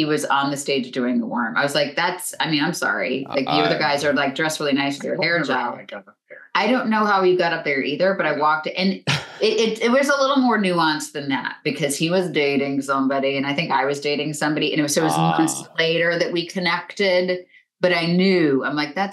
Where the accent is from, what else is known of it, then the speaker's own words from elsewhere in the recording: west coast of Florida, United States; moved away; I grew up in Florida, on the west coast of Florida